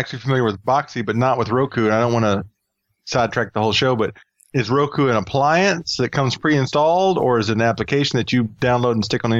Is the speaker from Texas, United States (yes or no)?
yes; Houston, Texas, United States; moved away; And I'm from the Houston area, actually.